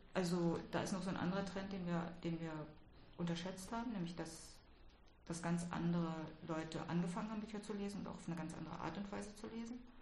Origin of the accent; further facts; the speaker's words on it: Berlin, Germany; ich bin ja in Westberlin aufgewachsen